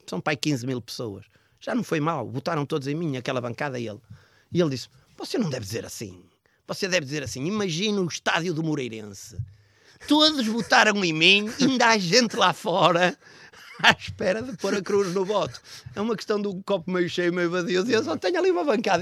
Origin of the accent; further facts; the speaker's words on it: Braga, Norte, Portugal; eu cresci em Braga. Eu sou um homem, sou um homem, sou um bracarense, considerado um bracarense.